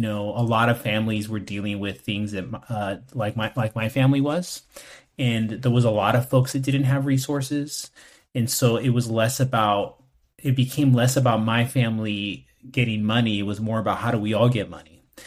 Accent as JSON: {"language": "English", "town": "West Covina", "region": "California", "country": "United States", "tie": "born or raised there", "also_born_or_lived": "East Los Angeles / Los Angeles", "said": "I was born in East L A, and I was raised in West Covina, which is in the San Gabriel Valley"}